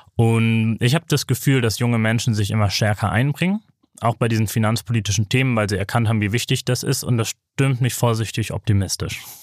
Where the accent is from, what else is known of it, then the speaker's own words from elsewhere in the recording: Bremen, Germany; ich bin aus Bremen